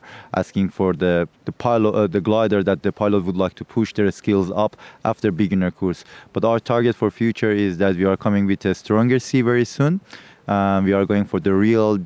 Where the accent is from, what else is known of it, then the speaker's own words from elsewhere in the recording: Turkey; I'm from Turkey